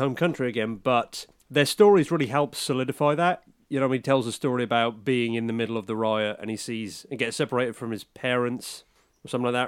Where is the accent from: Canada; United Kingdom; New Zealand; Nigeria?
United Kingdom; I'm British.